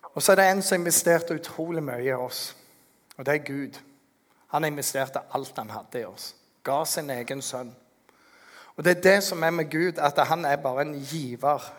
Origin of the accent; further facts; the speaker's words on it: Norway; som en nordmann som har litt mer penger enn ingenting